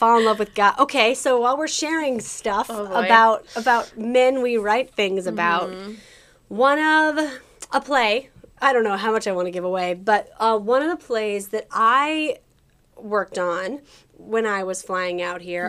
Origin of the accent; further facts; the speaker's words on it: Colorado, United States; I'm from Colorado, so I gotta support the home team.